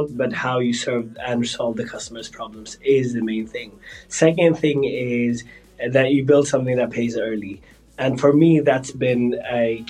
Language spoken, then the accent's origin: English; Sweden; Born and raised in Sweden with parents with a heritage from Punjab.